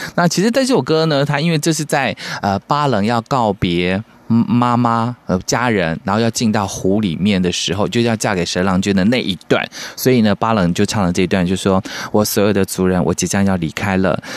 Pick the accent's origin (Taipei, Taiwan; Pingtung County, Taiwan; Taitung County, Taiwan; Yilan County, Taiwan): Taitung County, Taiwan; Taitung; 我们在台东长大